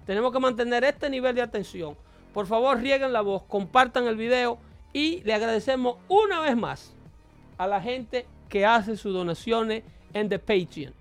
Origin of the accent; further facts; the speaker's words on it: Dominican Republic; now in United States; Más de esclavos tengo yo que vengo del Caribe